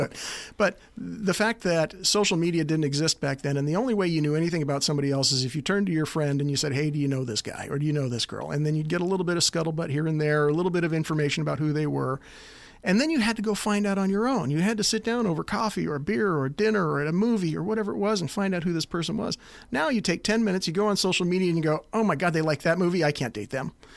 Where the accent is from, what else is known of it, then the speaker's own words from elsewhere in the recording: Anchorage, Alaska, United States; also born or lived in Cottage Grove, Oregon; I was born in Cottage Grove, Oregon, just outside of the University of Oregon, uh, area down there. Uh, but for my whole life growing up, uh, for the first ten, almost twelve years, Grandpa was mayor of Anchorage